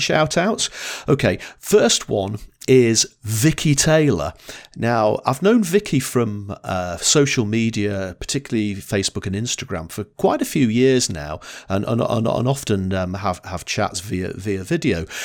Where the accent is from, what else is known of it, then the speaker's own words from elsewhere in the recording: Blackpool, North West England, United Kingdom; I grew up in Blackpool